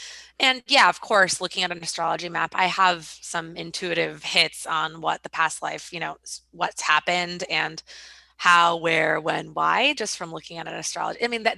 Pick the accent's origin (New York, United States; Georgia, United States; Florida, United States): New York, United States; New York, for example, for me, my hometown, for example, for me, kind of negative places.